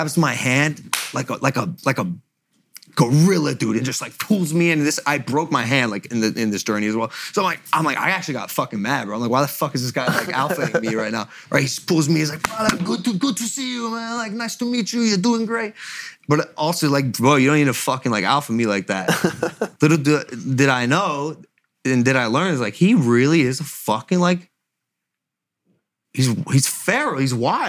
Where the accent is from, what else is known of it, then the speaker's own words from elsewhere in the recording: Ohio, United States; I'm from Ohio